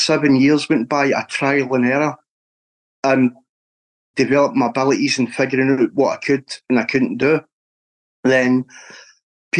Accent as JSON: {"language": "English", "region": "Scotland", "country": "United Kingdom", "said": "being a Scotsman"}